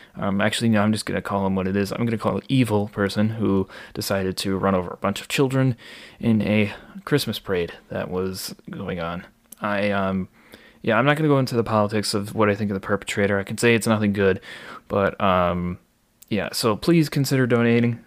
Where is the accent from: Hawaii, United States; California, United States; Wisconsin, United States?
Wisconsin, United States; Waukesha; born or raised there